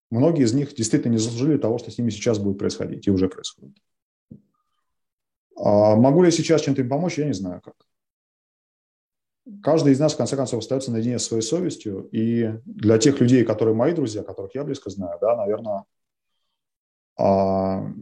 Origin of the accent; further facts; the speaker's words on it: Ukraine; Я украинец, ну, просто потому что я украинец, да, вот это такой факт моей биографии, что моя бабушка из Бердянска.